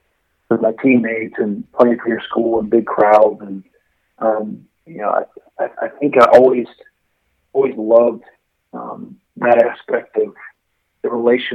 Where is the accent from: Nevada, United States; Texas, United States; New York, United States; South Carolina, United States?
South Carolina, United States; Mount Pleasant; I grew up in Charleston, South Carolina, in a town right across the river from Charleston called Mount Pleasant